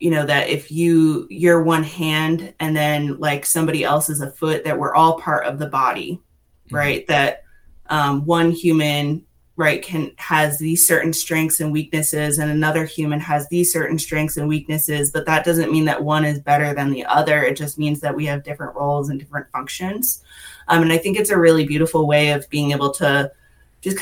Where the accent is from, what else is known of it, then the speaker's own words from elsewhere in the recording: Massachusetts, United States; moved away as an adult; now in Western North Carolina, United States; I actually moved here to Western North Carolina about 6 years ago from Massachusetts. So I'm originally from the Northeast.